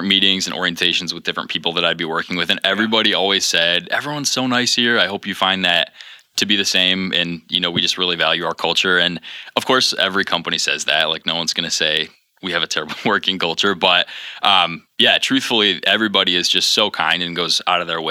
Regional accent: Grayling, Michigan, United States; now in Grand Rapids, United States; I'm originally from a really small town called Grayling, which most people only know because they've driven through it on their way to the Upper Peninsula

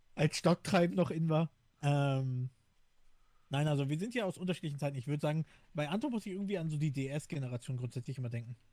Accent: Hamburg, Germany; moved away; ich bin in Hamburg groß geworden

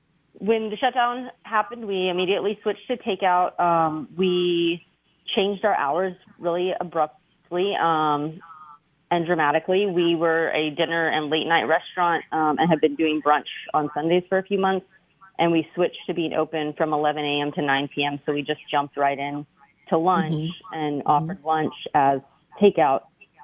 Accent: Texas, United States; now in New Orleans, United States; We moved here in 2007. So we're from Texas, and we had moved into Mid-City where there was a lot of Honduran population, and that felt really like home to us.

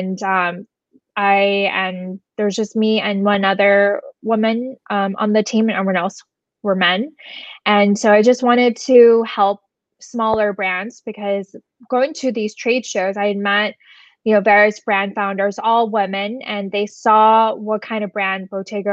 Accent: Southern California, United States; moved away as an adult; now in New York, United States; I grew up in Southern California.

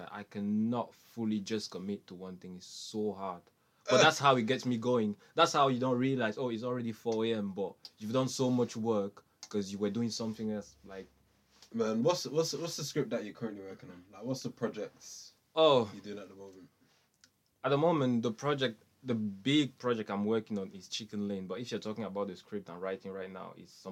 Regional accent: Manchester, North West England, United Kingdom; That was hard because like I'm from Manchester, but I used to go Oldham every single Monday just to do theatre.

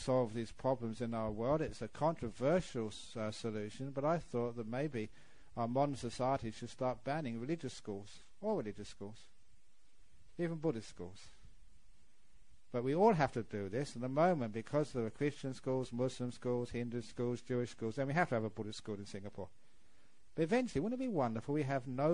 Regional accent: England, United Kingdom; moved away; I was born in England

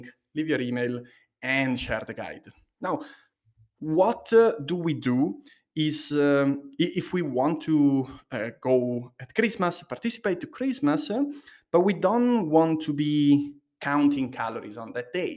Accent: Liguria, Italy; Liguria, where I'm from

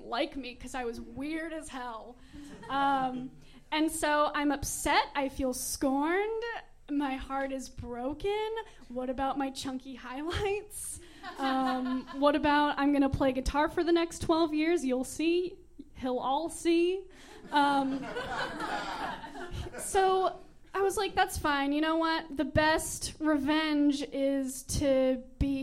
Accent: San Antonio, Texas, United States; moved away as an adult; also born or lived in Austin; I went to an all-girls Catholic high school, Incarnate Word

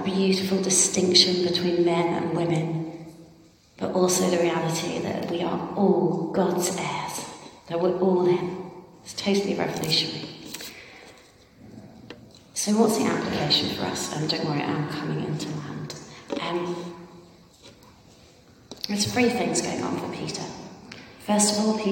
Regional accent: Ireland; I'm Irish.

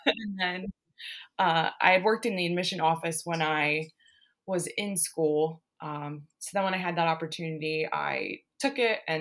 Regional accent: Ohio, United States; I grew up in the Midwest, been in Ohio my whole life

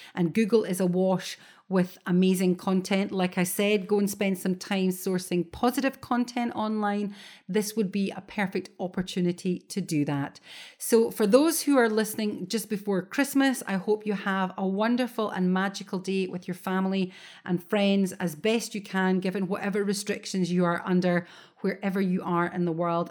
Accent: Scotland, United Kingdom; as a Scot, it's always raining in Scotland

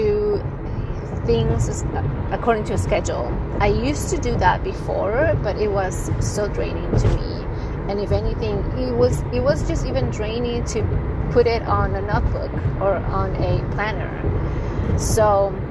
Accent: San Francisco Bay Area, California, United States; I'm from the San Francisco Bay Area.

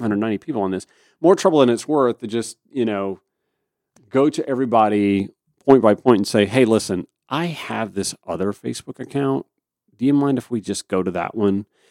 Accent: Augusta, Georgia, United States; my hometown of Augusta, Georgia

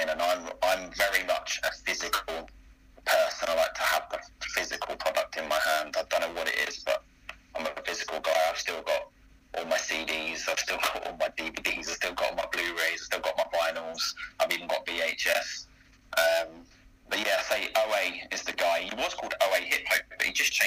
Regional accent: Greenford, London, United Kingdom; I'm originally from Greenford in Middlesex.

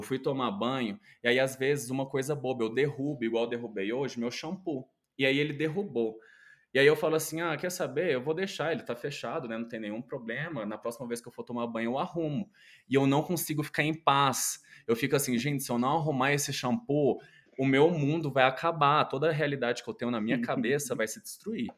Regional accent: Goiânia, Goiás, Brazil; eu venho de Goiânia, é uma cidade que, apesar de ser capital, chega a ser o interior ali

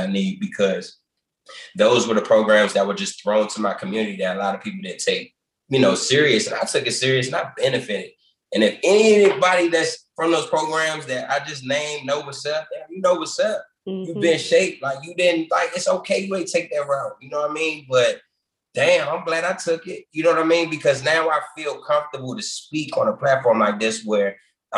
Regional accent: Washington, District of Columbia, United States; I'm originally from Washington, D.C. I was born in Columbia Hospital for Women, that hospital.

